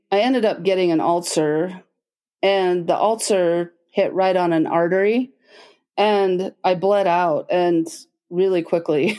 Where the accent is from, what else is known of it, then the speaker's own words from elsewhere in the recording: Logan, Utah, United States; I grew up in Logan, Utah